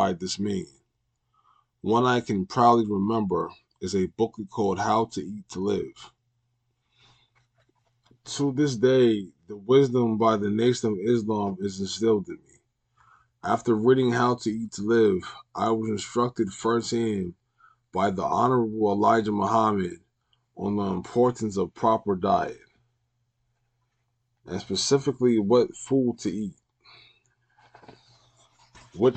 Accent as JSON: {"language": "English", "country": "United States", "said": "we as American citizens"}